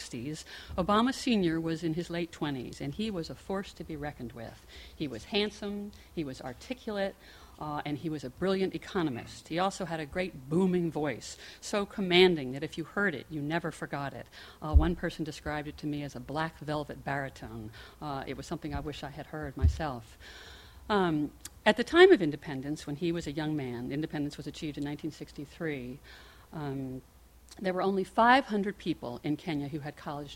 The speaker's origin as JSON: {"language": "English", "town": "Baltimore", "region": "Maryland", "country": "United States", "moved": "yes", "said": "I'm from Baltimore, and I come home often"}